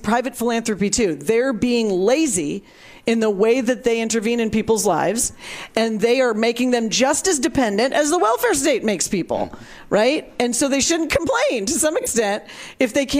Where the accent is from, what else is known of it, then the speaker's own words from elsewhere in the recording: St. Louis, Missouri, United States; my hometown of St. Louis